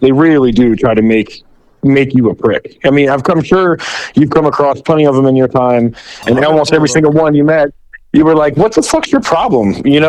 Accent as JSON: {"language": "English", "town": "Clearwater", "region": "Florida", "country": "United States", "tie": "born or raised there", "said": "I'm from Clearwater, actually. I was born in Morton Plant Hospital. I went to Clearwater High School, John F. Kennedy Middle School. I joined the Army when I was 21."}